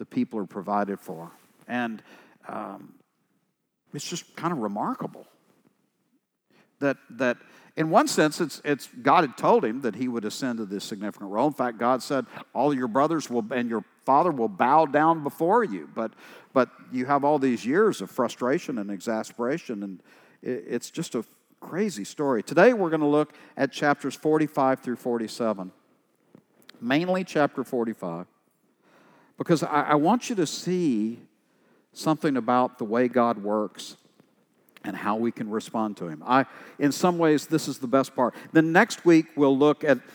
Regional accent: East Texas, United States; I'm from East Texas

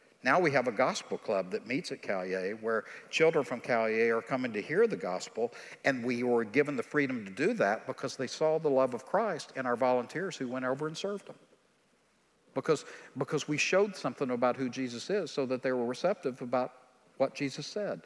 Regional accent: East Texas, United States; I'm from East Texas

